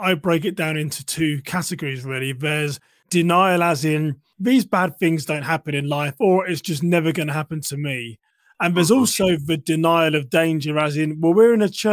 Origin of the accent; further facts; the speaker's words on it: United Kingdom; now in United States; me being a Brit here in the US